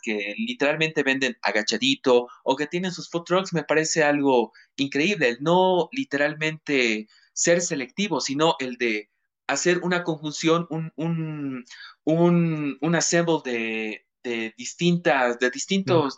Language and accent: Spanish; Cochabamba, Bolivia; yo como cochabambino, como paisanos